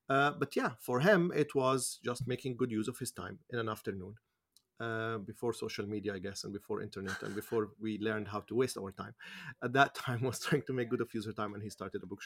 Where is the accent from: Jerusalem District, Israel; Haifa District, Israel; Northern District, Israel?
Jerusalem District, Israel; Jerusalem; I, I, I grew up in Jerusalem, particularly in Musrara, in the east side of the Musrara, on the Palestinian side of the city.